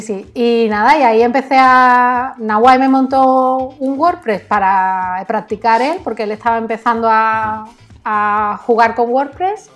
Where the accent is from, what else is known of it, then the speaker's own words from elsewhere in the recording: Canary Islands, Spain; also born or lived in Algeciras; yo nací en Canarias de familia andaluza y mi familia casi toda vive en Algeciras